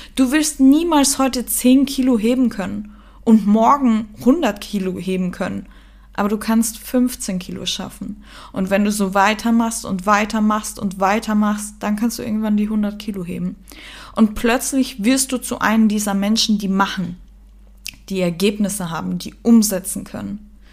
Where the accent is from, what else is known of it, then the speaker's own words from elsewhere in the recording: Germany; moved away as an adult; also born or lived in Austria; in meiner Heimat, wo ich geboren bin